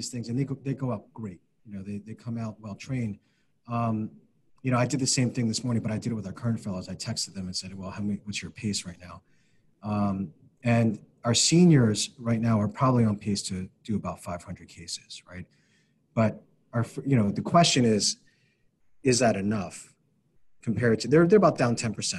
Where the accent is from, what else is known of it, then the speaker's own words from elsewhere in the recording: Philadelphia, Pennsylvania, United States; moved away; being a Philadelphian